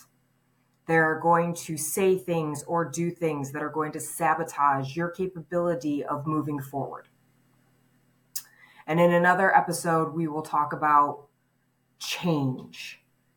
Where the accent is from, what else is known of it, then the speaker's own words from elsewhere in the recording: Michigan, United States; moved away as an adult; also born or lived in California; I was 20 years old when I left my hometown and I moved to California. My hometown was a small town in Michigan